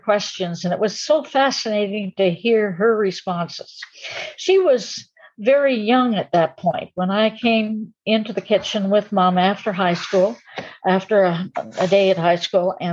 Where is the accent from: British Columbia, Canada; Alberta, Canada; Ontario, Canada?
Ontario, Canada; Camp X; I was born in Campex, a Canadian citizen by birth